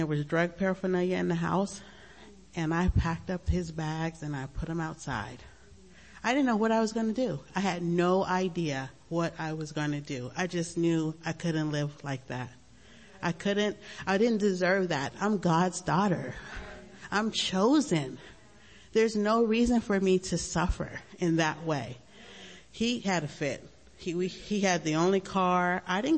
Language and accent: English; Long Beach, California, United States; I grew up in Long Beach, and it was a great time, you know, in the 70s